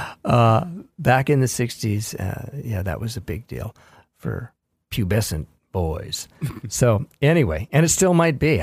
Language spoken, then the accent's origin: English; Los Angeles, California, United States; I was born in Los Angeles and born under the Hollywood sign, literally.